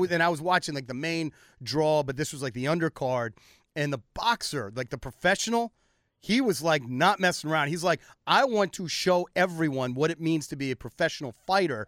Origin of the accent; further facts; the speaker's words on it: United States; I'm an American